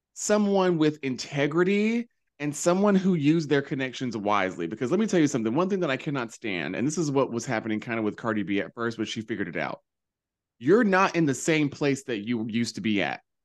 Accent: North Carolina, United States; moved away; growing up in North Carolina

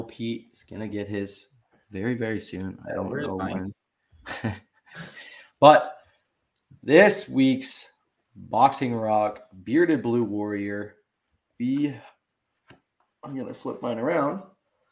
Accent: London, Ontario, Canada; I'm from London

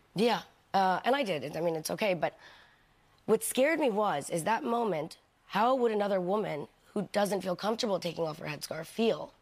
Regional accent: New York, United States; I'm from New York. I'm, I'm, I'm born and raised there

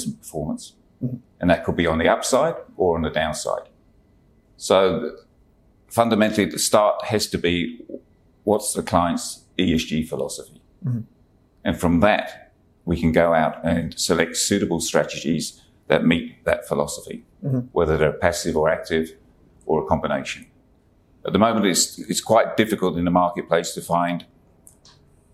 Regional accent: London, United Kingdom; moved away as an adult; now in Hobart, Australia; you can tell from my accent, I'm originally from London.

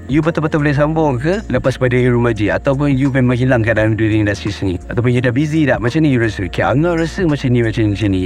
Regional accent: Putrajaya, Malaysia; moved away; also born or lived in Kuala Lumpur / Selangor; saya dibesarkan di Putrajaya membesar di Putrajaya then I moved to Kuala Lumpur

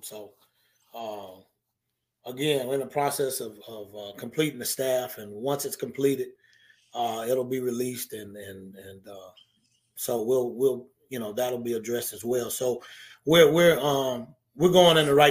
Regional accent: Norfolk, Virginia, United States; moved away as an adult; also born or lived in North Carolina; now in Louisiana, United States; I didn't stay in Norfolk. You know, I went to North Carolina to go to school, and I was born and raised basically on Norfolk State's campus

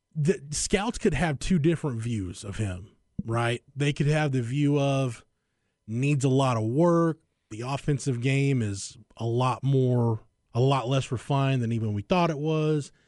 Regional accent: Florence, Texas, United States; growing up in Florence, Texas, America, I had a lot of friends that showed animals.

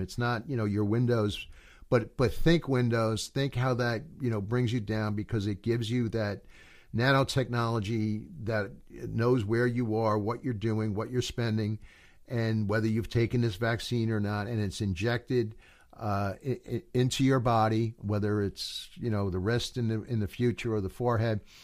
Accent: United States; I'm an American

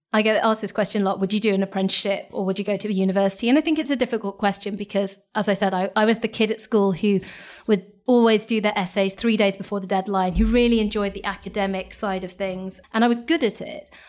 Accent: Lincolnshire, East Midlands, United Kingdom; I'm from Lincolnshire. I grew up in Lincolnshire, went to a state school

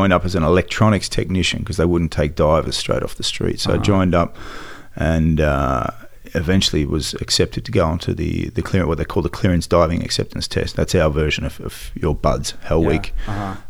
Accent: Sydney, New South Wales, Australia; also born or lived in Melbourne; Well, I was born in Melbourne, raised in Sydney. Dad ran pubs, so we lived in pubs.

